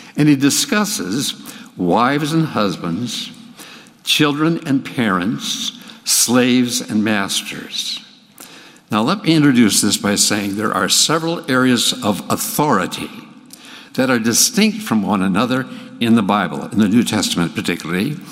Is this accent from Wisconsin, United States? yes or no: no; Hinckley, Minnesota, United States; I grew up in Hinckley, Minnesota, where the men are men and pansies are flowers